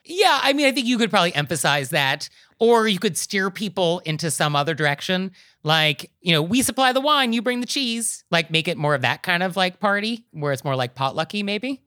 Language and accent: English; New York, United States; as a New Yorker